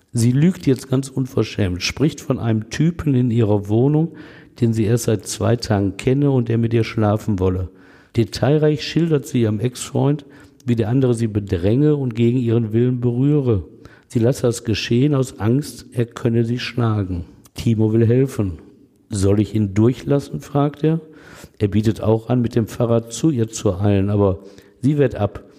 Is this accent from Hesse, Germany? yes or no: no; Essen, North Rhine-Westphalia, Germany; Wo ich als Kind gespielt hatte